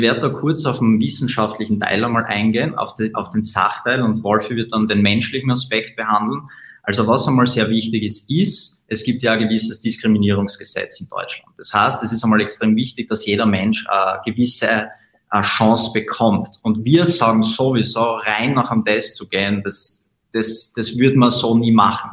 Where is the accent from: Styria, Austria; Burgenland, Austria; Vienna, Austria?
Styria, Austria; Graz; wir kommen aus Österreich, aus Graz